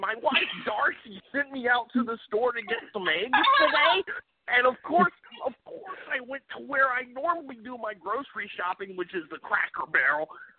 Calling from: North Carolina, United States; Well, hey everybody … I'm calling in from North Carolina.

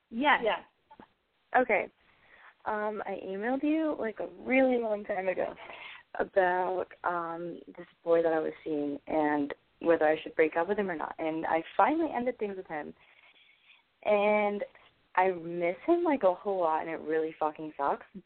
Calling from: New York, United States

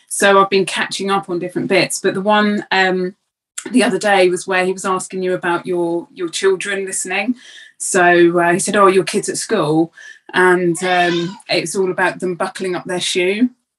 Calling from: Hemel Hempstead, East of England, United Kingdom; Hemel Hempstead.

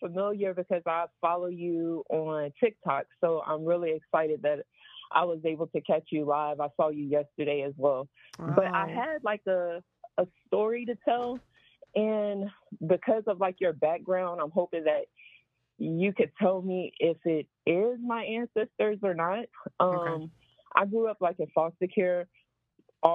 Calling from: Houston, Texas, United States; I'm calling from Houston.

